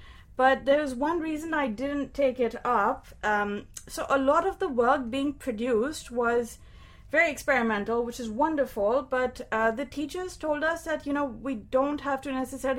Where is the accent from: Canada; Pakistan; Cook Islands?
Pakistan; moved away; growing up in Pakistan